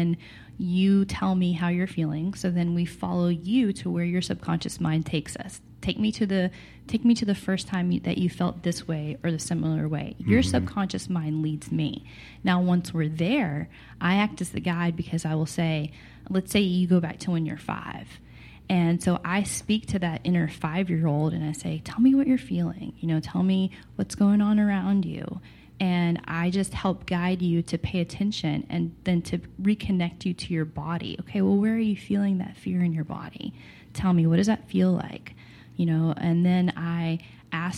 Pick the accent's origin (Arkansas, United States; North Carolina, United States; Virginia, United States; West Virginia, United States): Arkansas, United States; Texarkana; moved away as an adult; also born or lived in Texas; I actually was born in Arkansas and then raised on the Texas and Arkansas state line in a place called Texarkana.